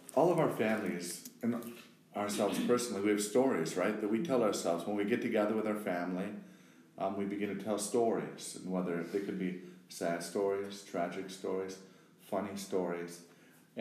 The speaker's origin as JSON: {"language": "English", "region": "Wisconsin", "country": "United States", "moved": "yes", "lives_now": "Brooklyn, United States", "said": "originally from Wisconsin, the heartland, the Midwest"}